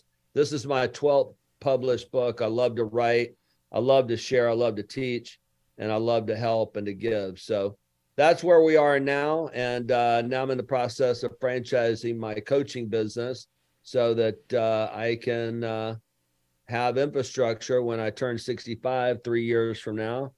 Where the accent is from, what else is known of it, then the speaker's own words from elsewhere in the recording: Lower Alabama, United States; now in Houston, United States; I'm from Lower Alabama